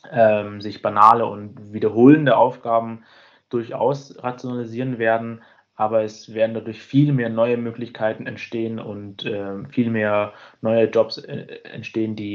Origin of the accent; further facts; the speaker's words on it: Munich, Bavaria, Germany